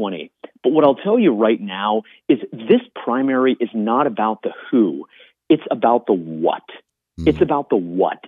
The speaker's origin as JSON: {"language": "English", "region": "Florida", "country": "United States", "tie": "born or raised there", "said": "in my home state of Florida"}